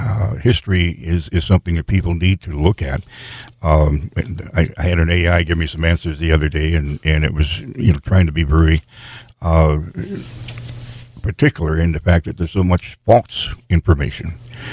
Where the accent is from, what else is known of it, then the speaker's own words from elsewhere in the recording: South Dakota, United States; I was born here in South Dakota